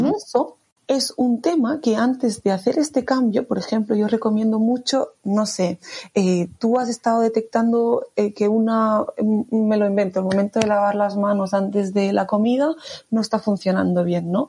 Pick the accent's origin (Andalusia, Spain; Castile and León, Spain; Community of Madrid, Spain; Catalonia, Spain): Catalonia, Spain; Barcelona; soy de Barcelona.